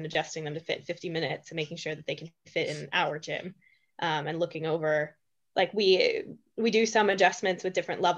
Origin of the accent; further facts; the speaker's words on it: Pennsylvania, United States; now in Sweden; I'm from Pennsylvania